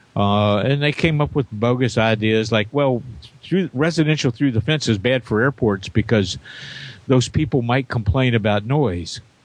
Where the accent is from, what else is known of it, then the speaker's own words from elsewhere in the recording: Jeffersonville, Indiana, United States; my hometown, Jeffersonville, Indiana